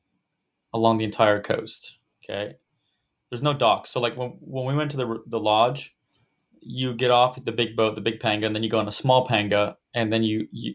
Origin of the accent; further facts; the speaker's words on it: Florida, United States; growing up in Florida